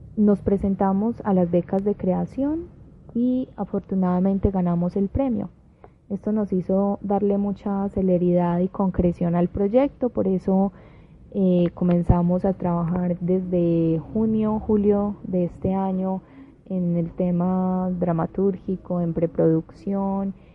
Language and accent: Spanish; Medellín, Antioquia, Colombia